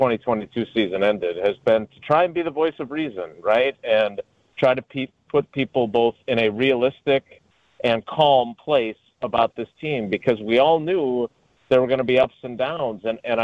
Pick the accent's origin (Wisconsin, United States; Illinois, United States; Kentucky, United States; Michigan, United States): Wisconsin, United States; Milwaukee; also born or lived in Madison; now in Green Bay, United States; I grew up in Milwaukee. I went to school in Madison.